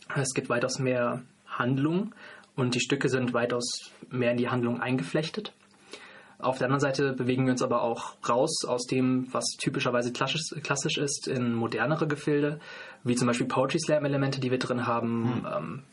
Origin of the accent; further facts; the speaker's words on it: North Rhine-Westphalia, Germany; now in Freiburg, Germany; komme aber ursprünglich aus Nordrhein-Westfalen